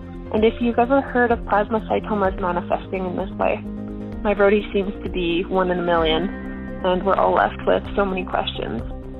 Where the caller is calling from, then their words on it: Calgary, Alberta, Canada; I'm calling from Calgary, Alberta, Canada.